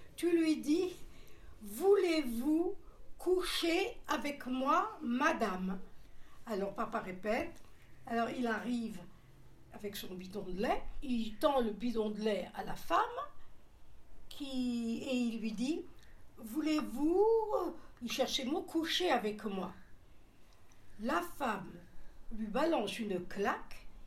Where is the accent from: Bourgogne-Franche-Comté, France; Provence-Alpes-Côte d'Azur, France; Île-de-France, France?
Bourgogne-Franche-Comté, France; Seloncourt; Je suis née à Seloncourt, dans le Doubs